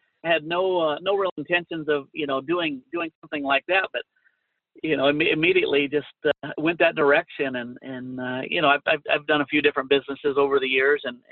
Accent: Hood River, Oregon, United States; now in Utah, United States; born and raised in Hood River, Oregon

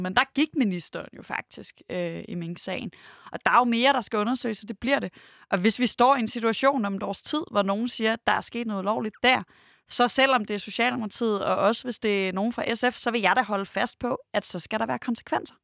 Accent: Denmark; jeg er selv fra Jylland

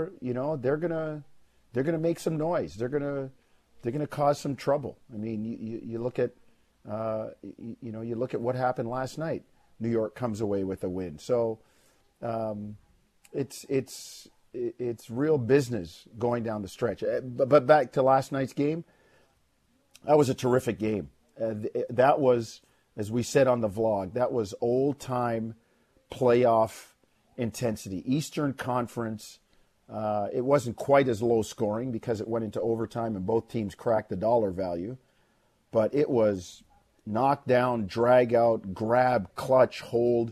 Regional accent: Jamaica; now in Canada; I was born in Jamaica, but I live in Canada. I'm a Canadian.

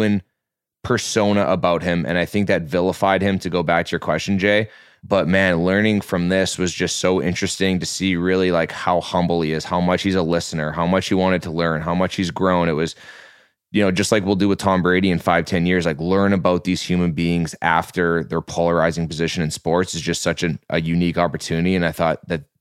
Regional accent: Western Canada, Canada; I grew up in Western Canada

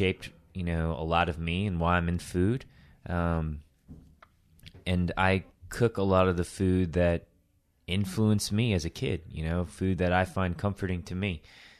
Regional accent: Tokyo, Japan; I was born in Tokyo. I'm not Japanese. My mom's Chinese. My dad is a Jewish American guy from New York.

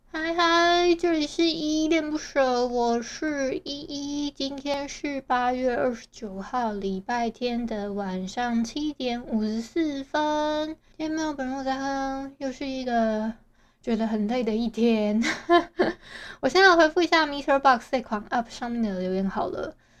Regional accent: Hualien County, Taiwan; 我们花莲这边

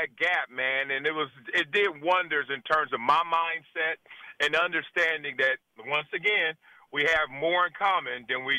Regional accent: Compton, California, United States; I'm big, black. I'm playing …. I'm from Compton, L.A.

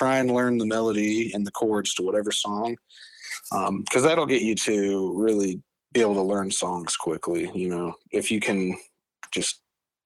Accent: Fort Collins, Colorado, United States; moved away as an adult; now in Asheville, United States; I grew up in Northern Colorado, Fort Collins, where there's a ton of breweries.

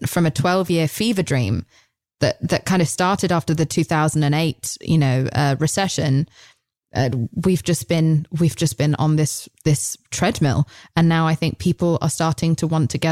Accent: England, United Kingdom; I'm English

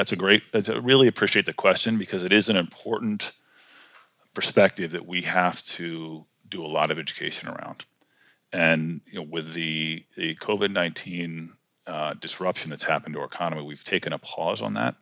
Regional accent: Washington, District of Columbia, United States; also born or lived in College Park, Maryland / western Maryland; we grew up in Washington D.C. Uh, and then later in College Park, Maryland

